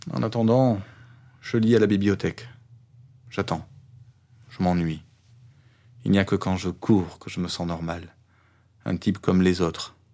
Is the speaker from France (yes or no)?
no; Iran; also born or lived in Afghanistan; Je suis né en Afghanistan, mais j'ai grandi en Iran. Pour venir ici, j'ai pris un bateau de la Grèce vers l'Italie.